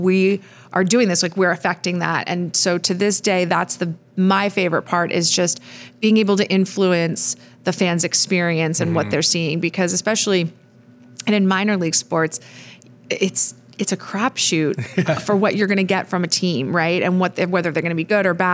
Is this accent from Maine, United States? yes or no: yes; Maine, United States; moved away; also born or lived in Colorado; I grew up on the East Coast, grew up in Maine, always wanted to get back to the East Coast